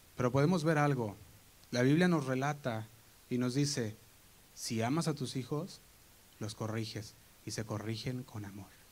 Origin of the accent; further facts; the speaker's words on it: Guadalajara, Jalisco, Mexico; moved away; nosotros ah, venimos de Guadalajara y íbamos a la iglesia Casa Oración Guadalajara. Y el grupo de jóvenes que estábamos ahí